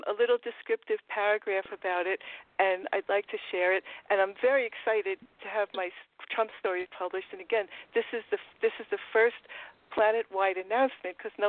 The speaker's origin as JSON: {"language": "English", "town": "New York City", "region": "New York", "country": "United States", "tie": "born or raised there", "said": "I'm from Queens. I grew up in Forest Hills"}